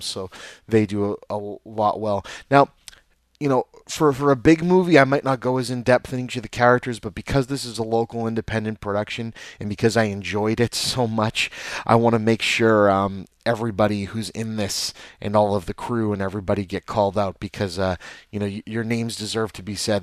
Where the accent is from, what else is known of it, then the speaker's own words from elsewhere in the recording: Lynn, Massachusetts, United States; I was born and raised in Lynn, Massachusetts. I still live in Lynn, Massachusetts.